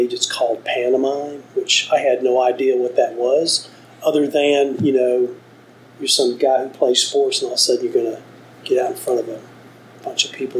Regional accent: Dothan, Alabama, United States; I'm from Dothan, Alabama.

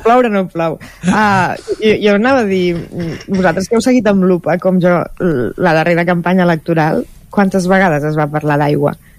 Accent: Sant Feliu, Catalonia, Spain; quan érem petits aquí a Sant Feliu

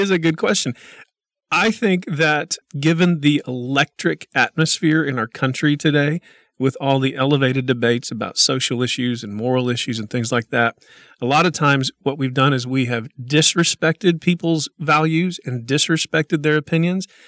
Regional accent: Oklahoma, United States; moved away as an adult; now in Midland, United States; born and raised in Oklahoma

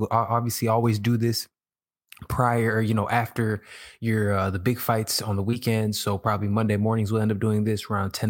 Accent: Chicago, Illinois, United States; now in Los Angeles, United States; I live in LA and I came from Chicago, man.

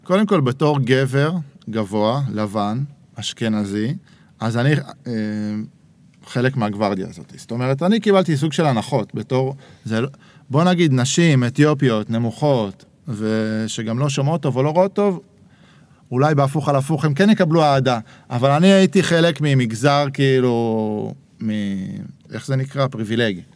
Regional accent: Herzliya, Tel Aviv District, Israel; moved away as an adult; also born or lived in Jerusalem; אבא שלי במקור היה ירושלמי, אחר כך גדלתי בהרצליה

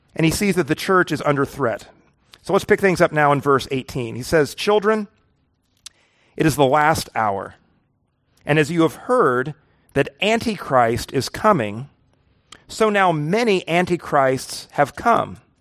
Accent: the Ozarks, United States; I'm from the Ozarks.

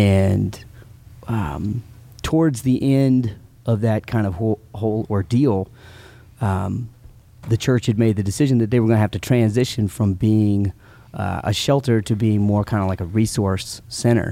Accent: El Paso, Texas, United States; also born or lived in Stuttgart, Germany; we moved from Stuttgart, Germany, to El Paso, Texas

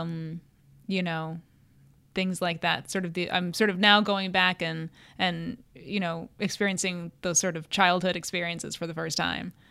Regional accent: Cleveland, Ohio, United States; moved away as an adult; also born or lived in Connecticut / New York / Romania; I was raised in Cleveland, went to Catholic, uh, grade school and Catholic high school

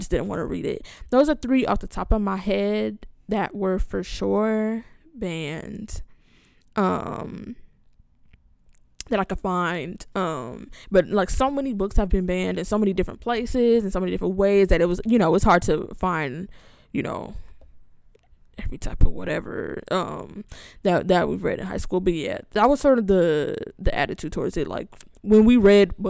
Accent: Los Angeles, California, United States; I grew up in Los Angeles

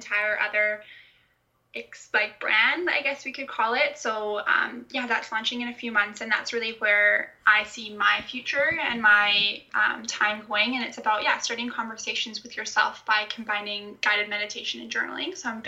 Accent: Canada; The way that I sound, even though I'm Canadian, it's because my parents are Scottish

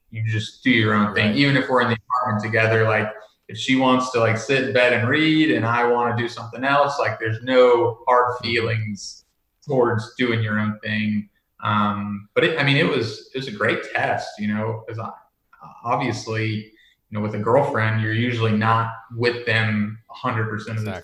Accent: Netherlands; moved away; also born or lived in United States; um, but yeah, so I, I was born in the States and we moved over when I was really young.

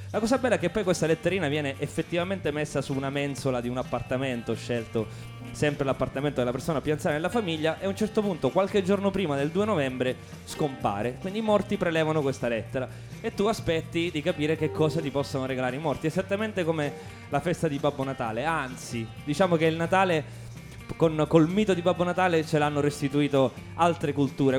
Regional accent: Sicily, Italy; now in Rome, Italy; dove sono nato io in Sicilia

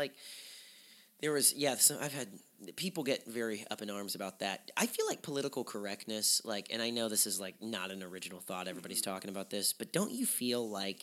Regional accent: the South, United States; I'm from the South

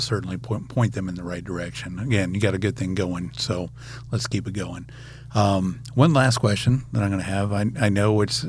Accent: the South, United States; So I'm from the South.

